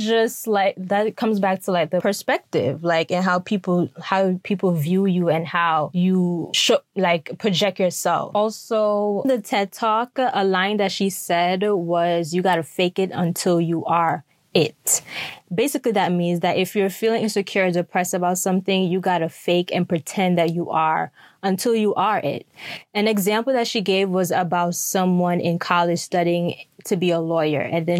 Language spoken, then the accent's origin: English; Jamaica; No, I'm Jamaican. We drink tea.